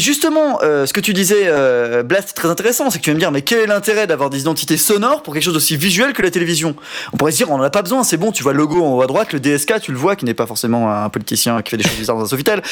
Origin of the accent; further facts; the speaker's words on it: Haute-Savoie, Auvergne-Rhône-Alpes, France; moi c'est Pays de Savoie parce que je viens de Haute-Savoie